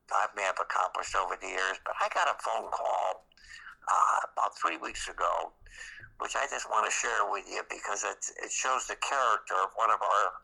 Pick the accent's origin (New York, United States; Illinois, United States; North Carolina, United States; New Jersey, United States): New York, United States; Westchester County; I grew up in Westchester County, New York, which is the extreme suburb of New York City